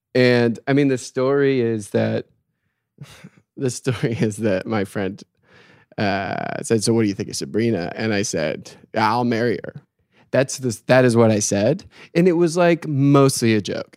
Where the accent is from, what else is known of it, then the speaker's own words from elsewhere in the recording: South Portland, Maine, United States; I am from South Portland, Maine